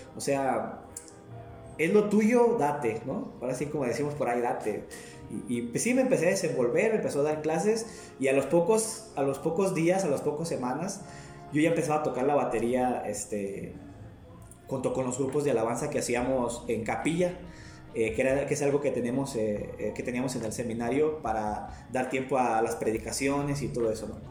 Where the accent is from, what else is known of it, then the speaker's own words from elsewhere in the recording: Guadalajara, Jalisco, Mexico; also born or lived in Zamora, Michoacán / San Jeronimito, Guerrero; now in Maravatío, Mexico; radiqué muchos años en Zamora, Michoacán, pero pues este, soy nacido en Guadalajara, Jalisco